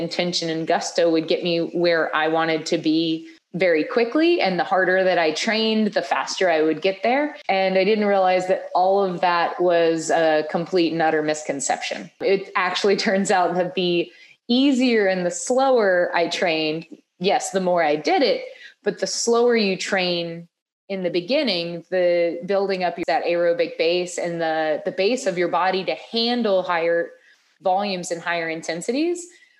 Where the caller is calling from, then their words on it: North Carolina, United States; Dude, I am joining you from North Carolina, actually up closer to the Virginia border, but not long will I be here.